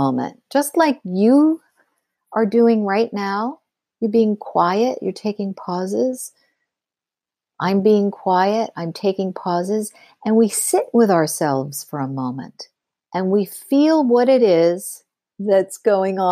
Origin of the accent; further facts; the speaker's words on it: Pittsburgh, Pennsylvania, United States; moved away; I'm from Pittsburgh